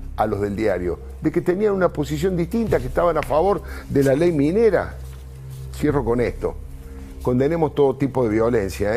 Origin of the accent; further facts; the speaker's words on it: Argentina; ya padecimos como argentinos